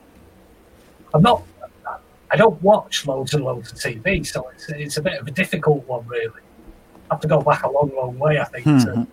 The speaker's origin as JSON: {"language": "English", "town": "Stockport", "region": "North West England", "country": "United Kingdom", "tie": "born or raised there", "said": "I grew up in Stockport, South Manchester, so it was quite a nice area."}